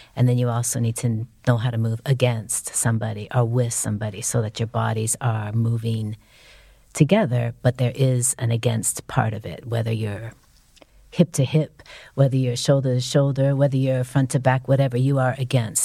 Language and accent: English; San Francisco, California, United States; I'm from San Francisco.